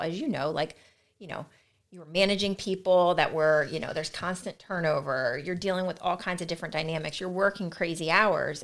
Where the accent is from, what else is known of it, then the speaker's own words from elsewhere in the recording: Delaware, United States; also born or lived in Salisbury, Maryland; I grew up in Delaware, um, was born at, in, in Salisbury, Maryland